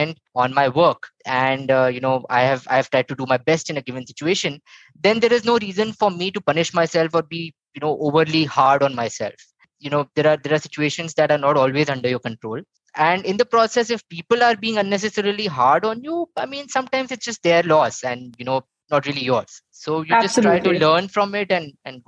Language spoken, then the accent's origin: English; Bhopal, Madhya Pradesh, India; moved away as an adult; also born or lived in Indore; now in Bangalore, India; I'm originally from Bhopal, Madhya Pradesh. Was there till my 12th, and then moved to Indore for my graduation, and then moved to Bangalore in 2006, and have been here ever since.